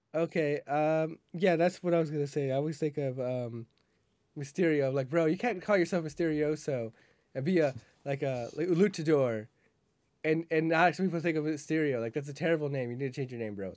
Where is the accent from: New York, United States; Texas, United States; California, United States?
Texas, United States; We're from Texas